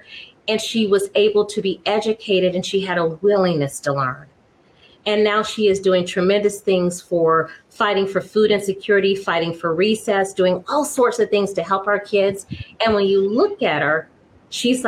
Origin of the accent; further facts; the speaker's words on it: Florida, United States; moved away as an adult; also born or lived in the Northeast; now in Washington, United States; I moved here in 2016. I'm from Florida.